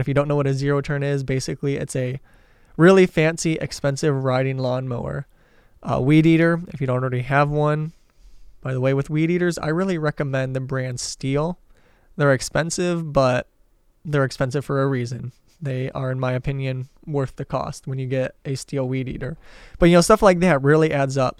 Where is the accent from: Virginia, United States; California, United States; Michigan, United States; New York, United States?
Michigan, United States; Detroit; moved away; I'm originally from the Detroit area